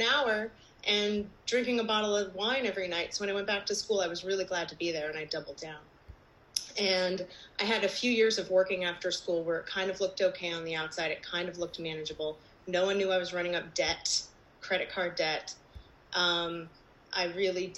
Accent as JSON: {"language": "English", "region": "New Jersey", "country": "United States", "said": "I'm from New Jersey"}